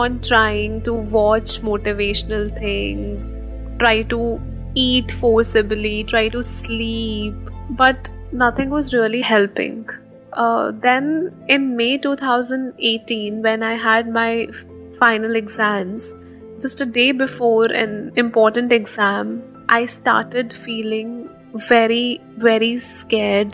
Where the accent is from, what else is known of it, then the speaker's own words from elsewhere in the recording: Haryana, India; moved away as an adult; now in Delhi, India; I'm basically from Haryana, but it's been 6 years that I'm living in Delhi for my education